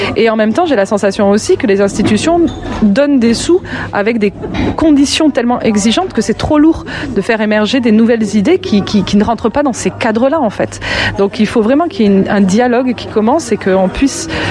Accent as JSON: {"language": "French", "country": "France", "also_born_or_lived": "Lyon, France", "moved": "as an adult", "lives_now": "Quebec, Canada", "said": "je suis française d'origine"}